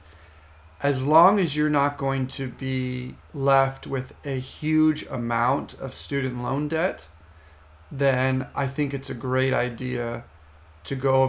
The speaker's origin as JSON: {"language": "English", "country": "United States", "said": "in the United States, since that's my home country"}